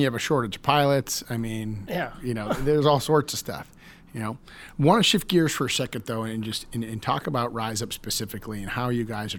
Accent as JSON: {"language": "English", "region": "Massachusetts", "country": "United States", "tie": "born or raised there", "moved": "yes", "said": "my hometown, Massachusetts."}